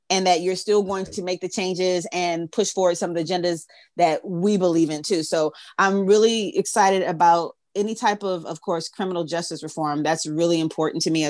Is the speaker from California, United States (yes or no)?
yes; Southern California and the Bay Area, United States; also born or lived in Oakland, California; I'm, I'm from Southern California and the Bay Area.